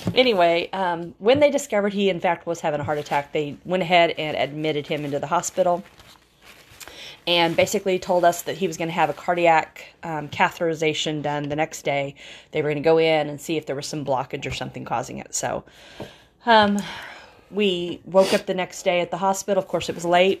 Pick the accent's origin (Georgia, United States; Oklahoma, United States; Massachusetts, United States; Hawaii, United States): Oklahoma, United States; we're from Oklahoma